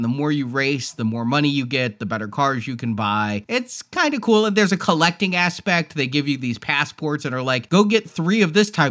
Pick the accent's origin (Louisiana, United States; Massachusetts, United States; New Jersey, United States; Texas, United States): Texas, United States; I'm a Texan